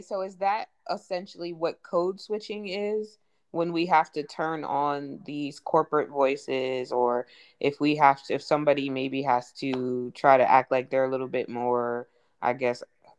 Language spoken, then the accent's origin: English; California, United States; moved away; also born or lived in East Coast; when I came from California to the East Coast, even though we lived on the East Coast, I still talked like a West Coast person. So it was just like, oh my gosh, you talk white. You sound so white.